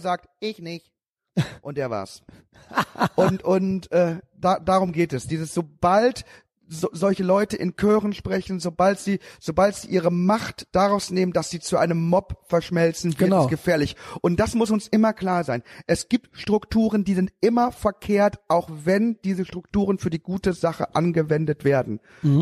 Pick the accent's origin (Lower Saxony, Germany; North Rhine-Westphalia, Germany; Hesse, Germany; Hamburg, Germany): North Rhine-Westphalia, Germany; Haaren; Ich bin groß geworden in Haaren, Erika. Und zwar in den achtzigern und neunzigern